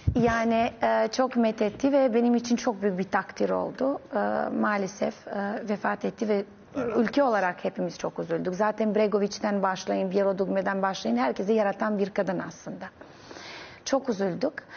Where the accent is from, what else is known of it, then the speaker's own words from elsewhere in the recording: Novi Pazar, Serbia; Turkish is a second language; moved away as an adult; also born or lived in Belgrade, Serbia; now in Istanbul, Turkey; ben çok küçük bir şehirde doğdum. Novi Pazar denen